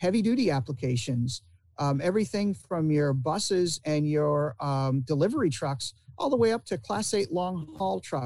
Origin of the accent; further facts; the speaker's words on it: Indiana, United States; also born or lived in Ilion, New York / Michigan; now in Florida, United States; I spent quite a bit of my youth in Indiana, going to school there